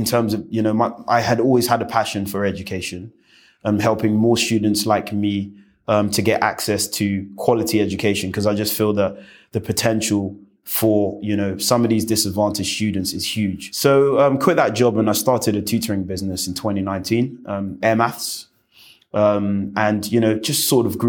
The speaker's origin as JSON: {"language": "English", "region": "London", "country": "United Kingdom", "tie": "born or raised there", "said": "I was born and bred in West London"}